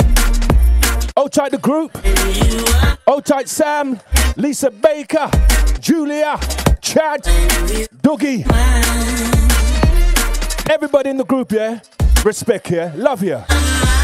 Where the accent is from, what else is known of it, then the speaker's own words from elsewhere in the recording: London, United Kingdom; I'm from East London